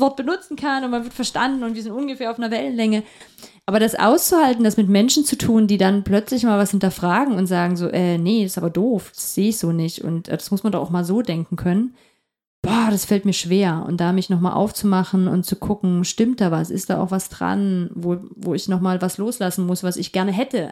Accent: Upper Lusatia, Saxony, Germany; now in Halle, Germany; Ich komme aus der Oberlausitz.

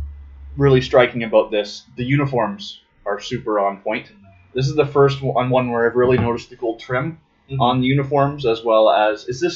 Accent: Canada; I'm Canadian

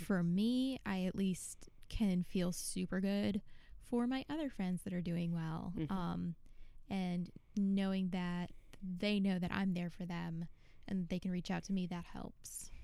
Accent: Buffalo, New York, United States; moved away as an adult; also born or lived in North Carolina; now in Buffalo, United States; I grew up in Buffalo. I moved mm-hmm. to North Carolina about 11 years ago

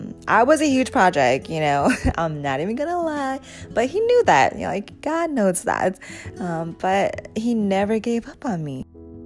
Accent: Thailand; born there; I was born in Thailand in a refugee camp called Ban Vi Nai

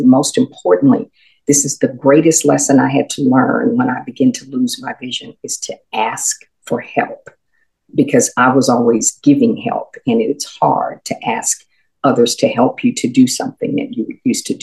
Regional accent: Houston, Texas, United States; I grew up in Houston. My mother was a native Houstonian

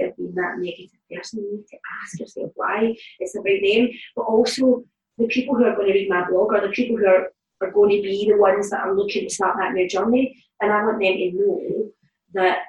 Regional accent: Glasgow, Scotland, United Kingdom; I grew up in the East End of Glasgow, in the Calton

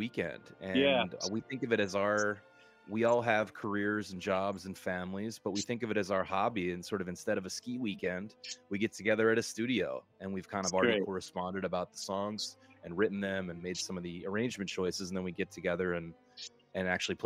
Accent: Delaware, United States; moved away; also born or lived in California; even though I'm from Delaware

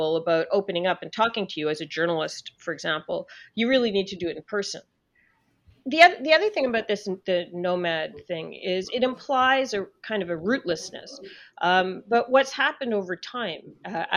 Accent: Canada; I'm Canadian

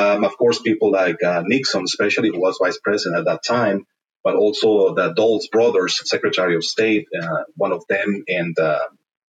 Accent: Berlin, Germany; moved away; also born or lived in Latin America; I was born in Germany, in Berlin, actually, a very cosmopolitan city

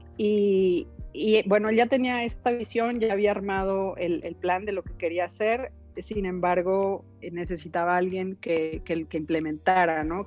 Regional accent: northern Mexico, Mexico; also born or lived in Chicago / Monterrey; soy una mujer norteña, muy norteña, con todo lo bueno y lo malo que eso implica

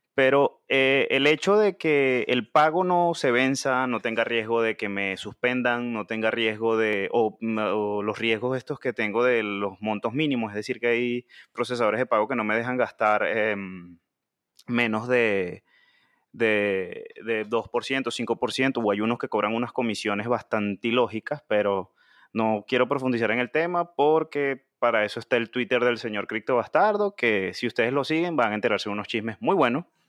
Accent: Venezuela; nosotros como venezolanos, como bitcoiner venezolanos

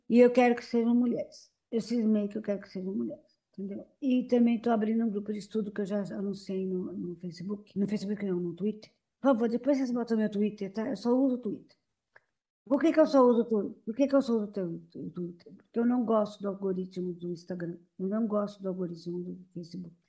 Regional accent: São Paulo, Brazil; Eu nasci no Bom Retiro, eu estudei no Orestes Guimarães, no Paris

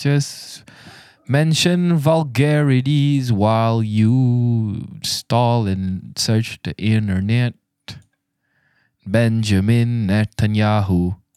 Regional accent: Malaysia; I'm a Malaysian

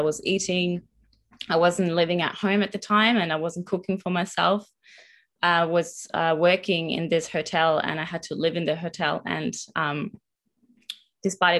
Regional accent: northern Italy, Italy; moved away as an adult; now in Melbourne, Australia; I'm originally from Northern Italy and have moved to Melbourne in 2019 with my partner Winter.

